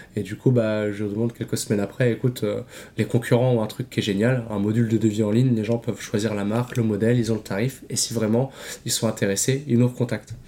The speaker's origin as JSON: {"language": "French", "town": "Vitré", "region": "Brittany", "country": "France", "said": "originaire de, Vitré aussi"}